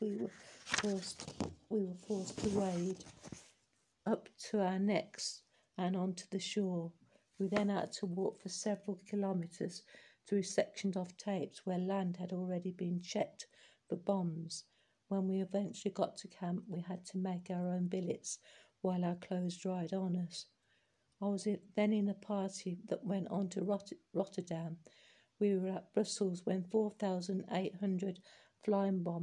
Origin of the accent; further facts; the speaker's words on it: Wellingborough, East Midlands, United Kingdom; also born or lived in Finedon; I was born in Mill Road, Wellingborough, in 1911